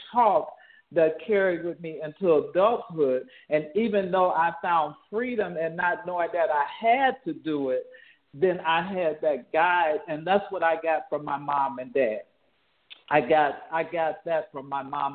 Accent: Chicago, Illinois, United States; I grew up in Chicago, Illinois. I'm what they call a Chi-Town girl

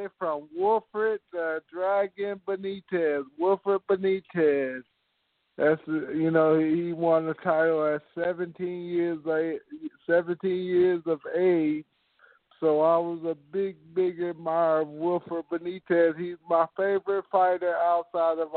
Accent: Indianapolis, Indiana, United States; my hometown of Indianapolis, Indiana

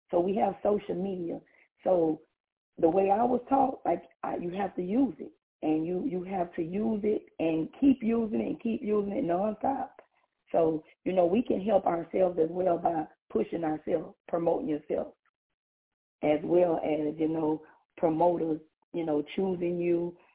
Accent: Louisiana, United States; from Louisiana.

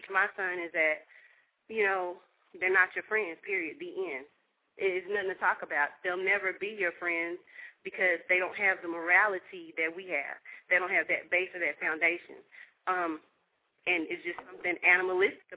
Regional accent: Dallas, Texas, United States; also born or lived in Detroit; I was born and raised here in Texas

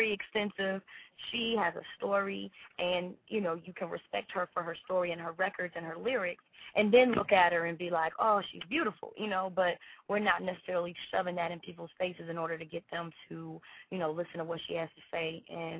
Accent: Chicago, Illinois, United States; my hometown, my city, Chicago, of course. We've been juking since I was little

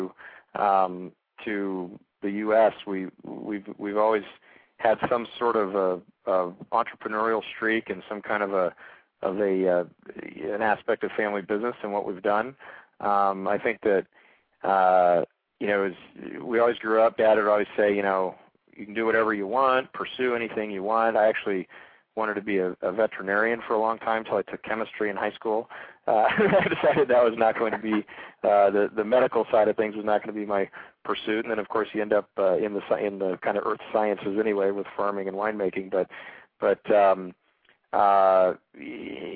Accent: Colorado, United States; now in Napa Valley, United States; I actually ended up growing up in Colorado

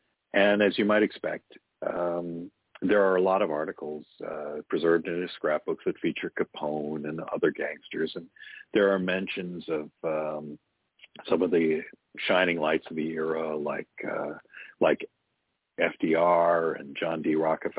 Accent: Cleveland, Ohio, United States; I grew up in Cleveland

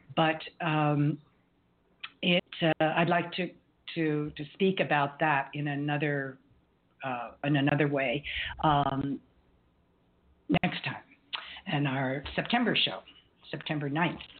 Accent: New York, United States; growing up in New York

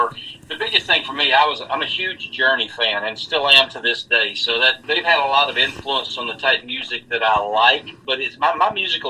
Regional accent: Louisiana, United States; Now, I grew up in Louisiana.

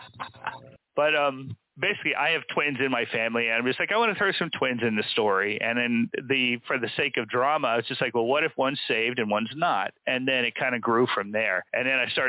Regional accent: Charleston, West Virginia, United States; I grew up on the outskirts of Charleston, and so a mostly rural area called Davis Creek.

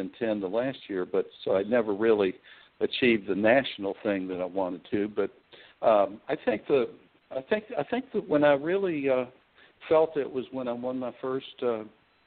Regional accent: Louisville, Kentucky, United States; in my hometown, when I was 10 years old, I was ball boying

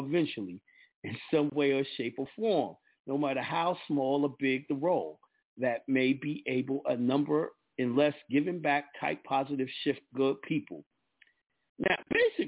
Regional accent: New York, United States; I'm a New Yorker

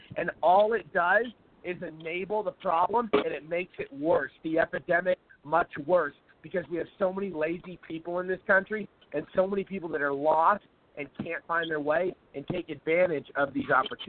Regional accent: Seattle, Washington, United States; now in Arizona, United States; I live in Arizona. I live in a very conservative place now, and I was born and raised conservative, but I grew up in Seattle, Washington, which is a very liberal city.

